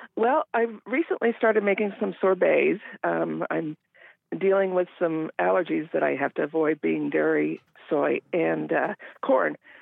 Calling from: Endicott, Washington, United States; I'm calling from Eastern Washington, Endicott

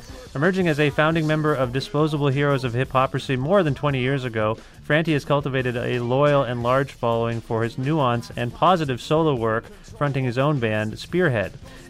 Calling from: Ontario, Canada; I'm calling you from Ontario.

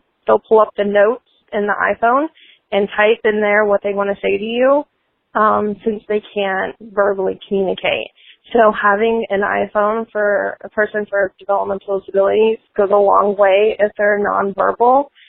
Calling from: Indianapolis, Indiana, United States; I'm from Indianapolis, Indiana.

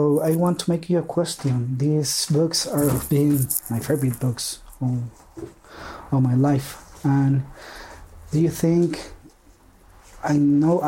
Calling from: Chile; I'm calling from Chile

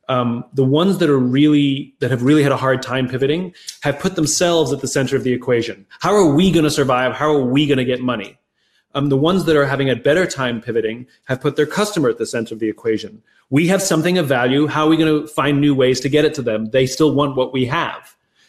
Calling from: Los Angeles, California, United States; I'm in Los Angeles, California.

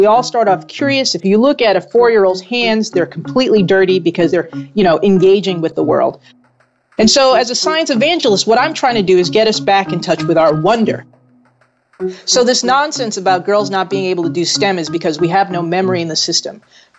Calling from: New Haven, Connecticut, United States; I'm in New Haven, Connecticut.

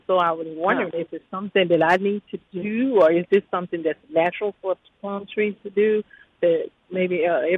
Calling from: Fayette, Mississippi, United States; Fayette, Mississippi.

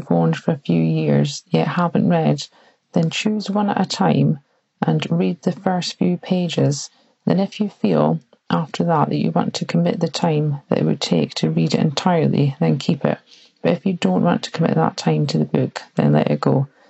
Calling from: United Kingdom; I'm calling from the United Kingdom.

